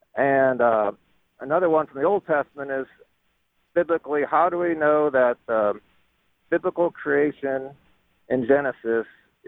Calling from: McPherson, Kansas, United States; I'm on a road trip with my wife and kids, actually up to Kansas City from McPherson.

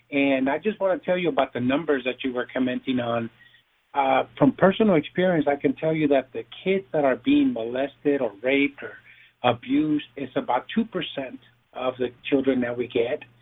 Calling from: Texas, United States; I'm in the south southern part of Texas.

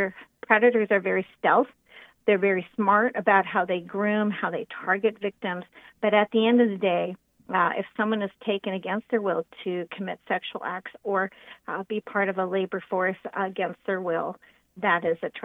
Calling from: Central Oregon, United States; I'm calling in from Central Oregon, so right in the middle of the state.

